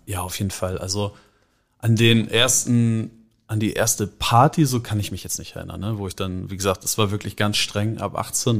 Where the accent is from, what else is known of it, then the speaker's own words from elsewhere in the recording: Hamburg, Germany; also born or lived in Schenefeld; Wir sind in Lurup oder ich bin in Lurup aufgewachsen.